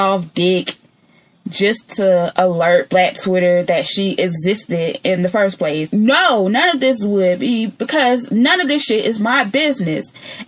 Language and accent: English; Georgia, United States; accent: country; I am from Georgia. All right. I have been here all 28 years of my life